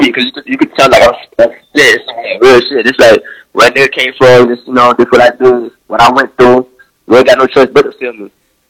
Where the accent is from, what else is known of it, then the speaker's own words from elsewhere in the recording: Haiti; Yeah. Yeah, I was born in Haiti as well.